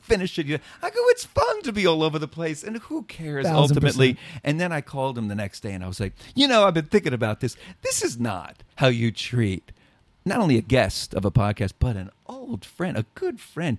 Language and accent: English; New York City, New York, United States; moved away; so I grew up in the Bronx, and I understand apartments where if I wanted to get air, it's the fire escape